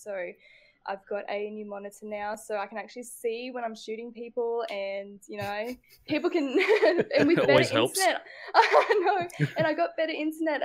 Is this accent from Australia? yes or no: yes; Tannum Sands, Queensland, Australia; moved away as an adult; also born or lived in Brisbane; now in Adelaide, Australia; I'm from Tanham Sands